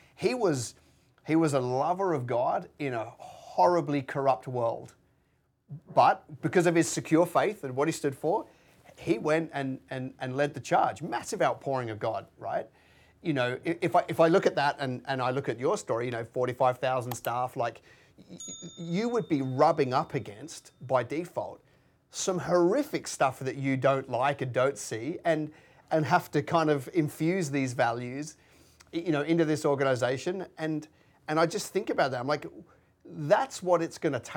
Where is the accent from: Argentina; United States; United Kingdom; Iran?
United Kingdom; moved away as an adult; now in Australia; I was born in just outside London, right, as a white man